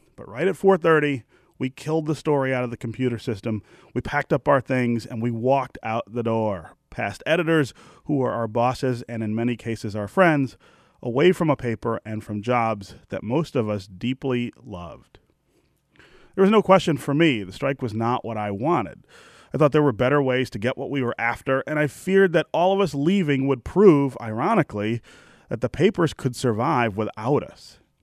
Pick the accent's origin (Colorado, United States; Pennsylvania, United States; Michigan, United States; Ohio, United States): Michigan, United States; Detroit; also born or lived in Chicago; The job I loved at the newspaper in my hometown